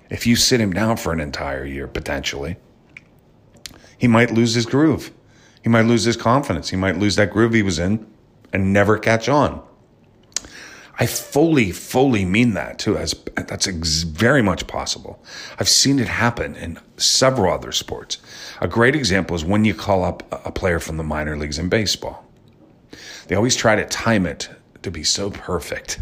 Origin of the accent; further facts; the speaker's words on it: Pittsburgh, Pennsylvania, United States; also born or lived in Wisconsin; I grew up in Pittsburgh